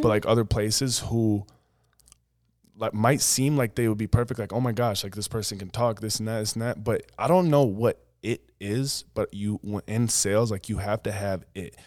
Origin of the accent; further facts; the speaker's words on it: Woonsocket, South Dakota, United States; now in Sioux Falls, United States; I grew up in Woonsocket, seven hundred people